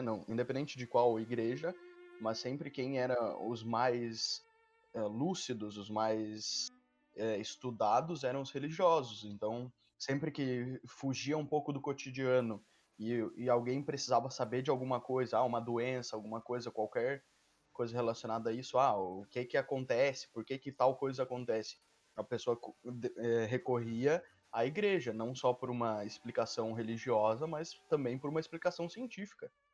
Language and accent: Portuguese; Santa Catarina, Brazil; eu sou de Santa Catarina